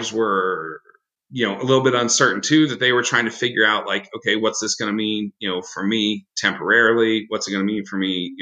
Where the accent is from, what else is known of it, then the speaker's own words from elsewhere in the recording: Midwest, United States; I'm a Midwesterner